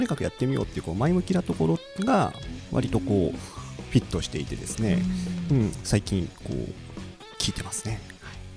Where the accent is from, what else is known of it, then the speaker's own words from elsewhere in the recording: Kansai, Japan; moved away as an adult; now in Tokyo, Japan; 僕ずっと関西出身だったんで